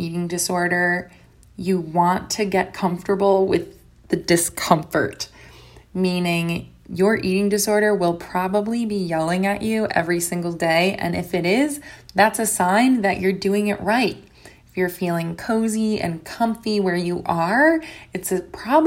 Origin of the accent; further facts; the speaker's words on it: United States; I'm from the United States